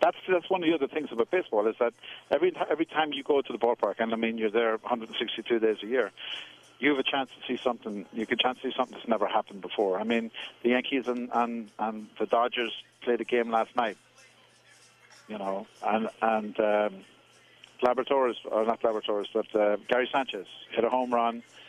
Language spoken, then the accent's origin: English; Cavan, Ulster, Ireland; born or raised there; moved away as an adult; now in New York, United States